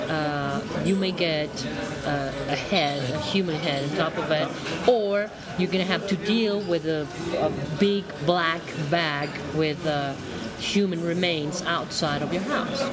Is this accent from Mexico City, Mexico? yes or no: no; Guadalajara, Jalisco, Mexico; first language Spanish; English is a second language; I'm just back from my hometown, from Guadalajara